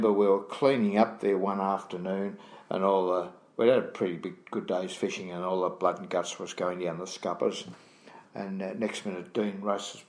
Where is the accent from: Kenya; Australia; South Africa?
Australia; I'm from Australia.